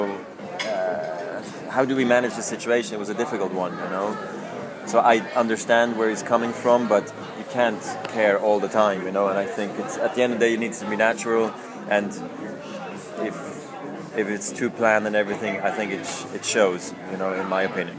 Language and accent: English; Switzerland; also born or lived in Zurich; it is an amazing place to grow up in. We have all the opportunities in Switzerland